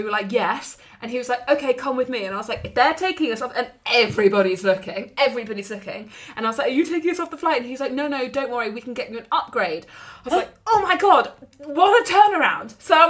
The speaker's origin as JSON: {"language": "English", "country": "United Kingdom", "said": "because obviously we're British and we've caused a commotion"}